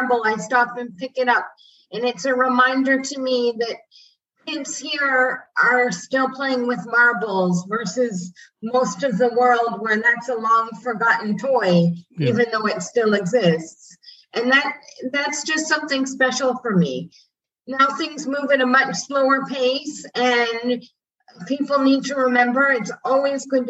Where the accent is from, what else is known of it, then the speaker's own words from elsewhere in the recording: Canada; moved away as an adult; now in Ambergris Caye, Belize; personally being Canadian and Commonwealth